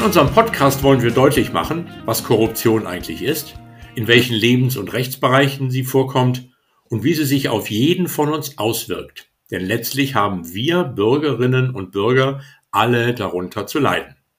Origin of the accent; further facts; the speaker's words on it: Hamburg, Germany; als Hamburger